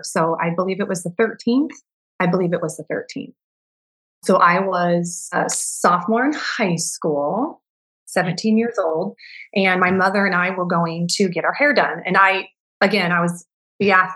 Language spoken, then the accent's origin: English; Enumclaw, Washington, United States; I grew up right here in Enumclaw, where I still am with my family